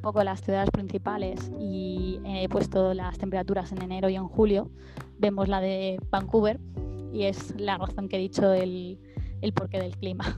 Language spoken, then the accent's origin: Spanish; Barcelona, Catalonia, Spain; moved away as an adult; now in Canada; yo soy de España, de Barcelona